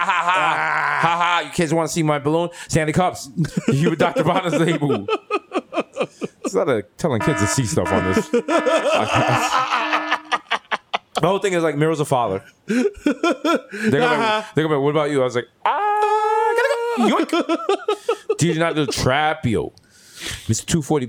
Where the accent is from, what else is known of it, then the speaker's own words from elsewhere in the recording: Jamaica; I'm Jamaican and I'm Jewish.